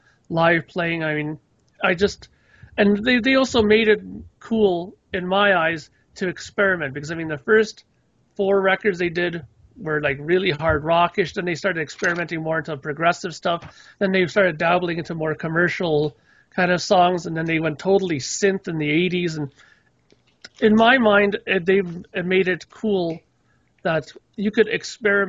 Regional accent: Canada; being Canadian, and my patriotic Canadian heart

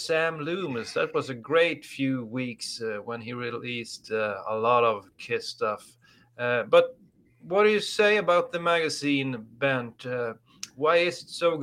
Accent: Norrland, Sweden; I'm from the Great White North

